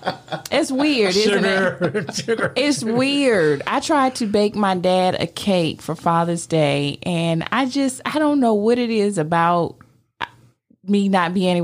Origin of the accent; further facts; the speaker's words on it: Virginia, United States; I grew up on the East Coast in Virginia. So we would go to Norfolk, Virginia Beach